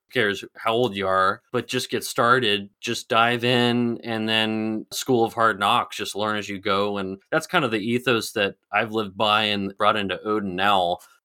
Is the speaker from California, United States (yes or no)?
yes; California, United States; I grew up in California, studied business law in Arizona, Arizona State, played water polo.